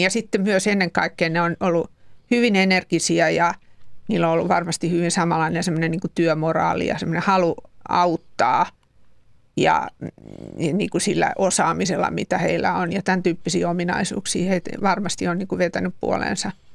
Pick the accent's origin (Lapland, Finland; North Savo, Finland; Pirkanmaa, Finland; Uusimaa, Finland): Uusimaa, Finland; Helsinki; Helsingissä sitä aika pian on rakennettu puukäpylää, josta itse olen sattumoisin kotosin